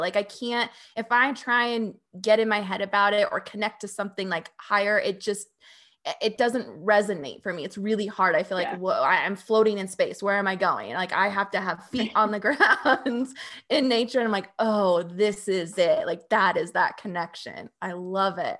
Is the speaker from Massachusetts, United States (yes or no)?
no; Phoenix, Arizona, United States; moved away as an adult; I was born and raised in Phoenix, Arizona, and that's where I lived for 29 years in the suburbs.